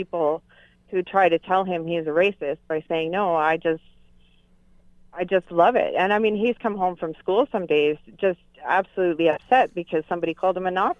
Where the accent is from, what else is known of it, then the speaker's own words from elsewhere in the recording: Canada; as a Canadian is that my kids who are growing up in this country, who are second generation Canadians